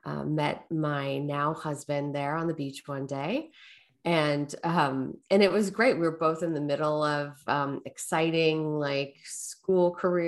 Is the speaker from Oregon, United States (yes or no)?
yes; Portland, Oregon, United States; also born or lived in Southern California; Yeah, I was born in Southern California. When I was about 7, we moved up to Portland, Oregon area.